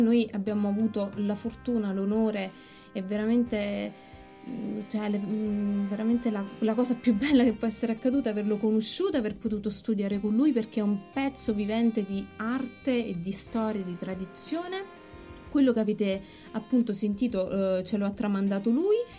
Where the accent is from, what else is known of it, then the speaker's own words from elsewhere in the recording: Torre le Nocelle, Campania, Italy; io vengo da Villino, cioè, in realtà vengo da un paesino vicino a Villino che è Torre le Nucelle